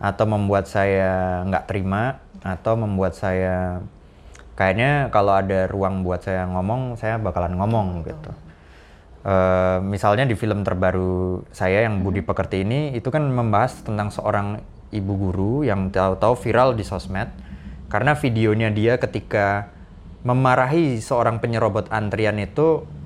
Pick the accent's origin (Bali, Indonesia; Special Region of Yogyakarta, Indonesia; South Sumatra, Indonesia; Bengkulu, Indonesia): Special Region of Yogyakarta, Indonesia; Yogyakarta; now in Jakarta, Indonesia; aku tumbuh besar di Jogja itu di Pantai Parangtritis